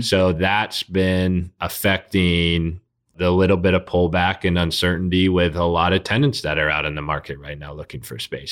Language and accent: English; South Bay, California, United States; also born or lived in Oakland; I'm from the South Bay.